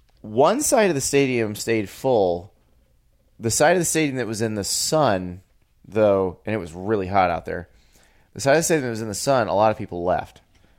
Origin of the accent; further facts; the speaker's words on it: the South, United States; I'm from the South.